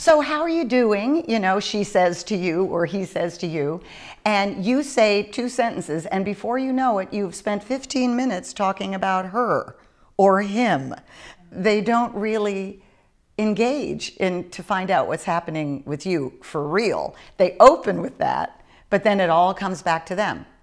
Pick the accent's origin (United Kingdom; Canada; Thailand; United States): United States; East Coast; also born or lived in Northern California; now in Southern California, United States; I came from the East Coast originally